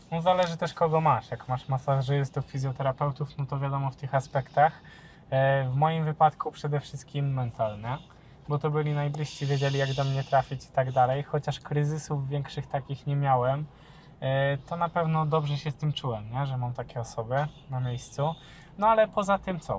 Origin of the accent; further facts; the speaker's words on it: Elbląg, Warmian-Masurian Voivodeship, Poland; ja z Elbląga pochodzę